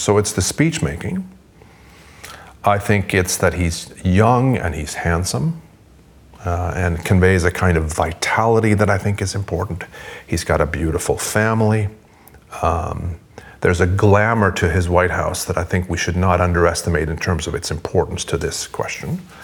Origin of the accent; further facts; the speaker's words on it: Sweden; now in United States; I'm originally from Sweden, but I'm now, um, the United States is my adopted country.